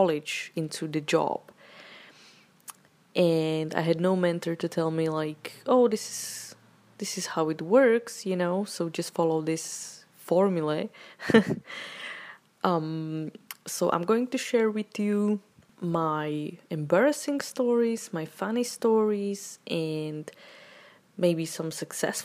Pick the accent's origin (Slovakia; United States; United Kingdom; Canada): Slovakia; moved away; also born or lived in Czech Republic; I come from Slovakia